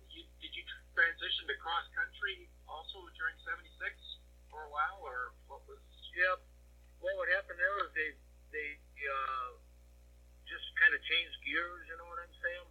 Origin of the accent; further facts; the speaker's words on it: near Eagle River, Wisconsin, United States; my hometown here